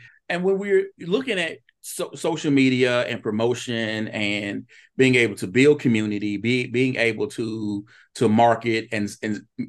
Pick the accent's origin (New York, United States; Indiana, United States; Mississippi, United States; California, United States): Mississippi, United States; Vicksburg; now in Hattiesburg, United States; I was originally from Vicksburg and came here to go to University of Southern Mississippi.